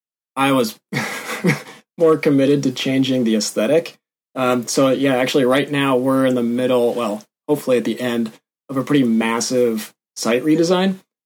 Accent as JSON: {"language": "English", "region": "Washington", "country": "United States", "said": "I am from Washington State, and I went to school at Western Washington University, went through their industrial design program."}